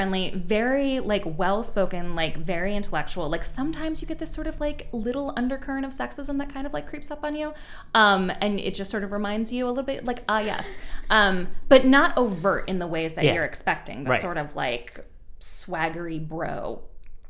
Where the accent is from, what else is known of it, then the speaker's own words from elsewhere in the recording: New England, United States; moved away as an adult; also born or lived in Pittsburgh / Houston; born and raised like uppity progressive New Englander